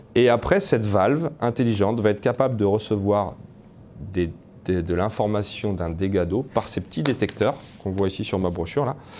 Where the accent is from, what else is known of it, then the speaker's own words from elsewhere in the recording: France; now in Canada; je suis français et pas canadien